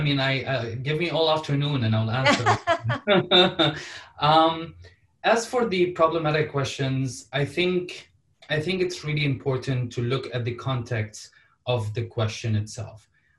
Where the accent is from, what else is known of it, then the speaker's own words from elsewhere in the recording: Damascus, Damascus Governorate, Syria; now in Canada; I am Syrian. I am from Syria originally, and now I'm Canadian and I'm from Canada too. So I answer this question such as, I am Syrian or I was born in Damascus and now I'm Canadian.